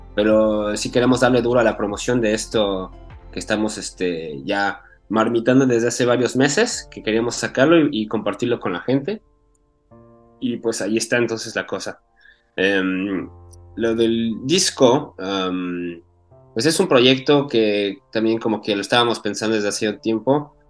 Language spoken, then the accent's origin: Spanish; Mexico; now in Paris, France; crecí allá en México, yo cuando estaba chiquito yo estaba allá